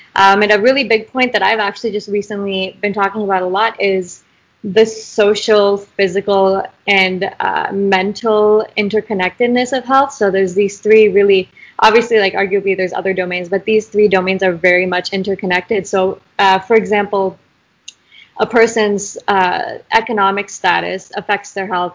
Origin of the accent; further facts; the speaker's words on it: Idaho, United States; I'm from Idaho. I don't know if we mentioned that yet, which is uh, not the bluest state out there. Um, so growing up here has been a really interesting dynamic